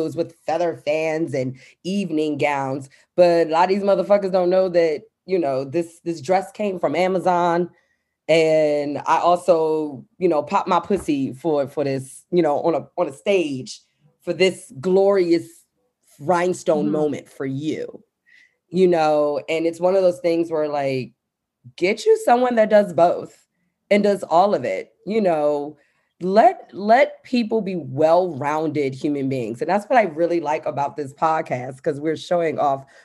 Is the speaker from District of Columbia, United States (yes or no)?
yes; Washington, District of Columbia, United States; I'm coming from Southeast DC